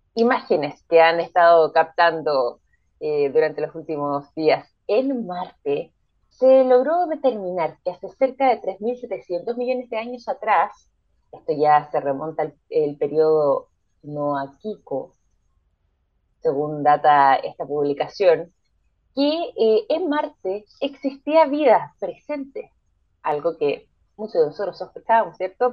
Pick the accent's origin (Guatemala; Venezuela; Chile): Chile; acá nosotros somos, somos chilenos